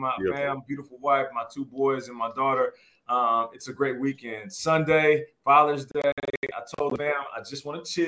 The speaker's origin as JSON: {"language": "English", "town": "Seattle", "region": "Washington", "country": "United States", "tie": "born or raised there", "also_born_or_lived": "Canada", "said": "I got Canadian roots, Canadian passport, but I was raised in Seattle"}